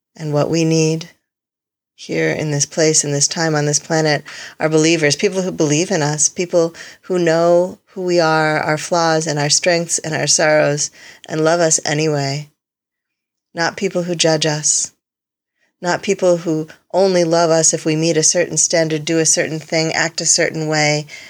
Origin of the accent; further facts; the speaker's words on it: Connecticut, United States; moved away; The house I grew up in in Connecticut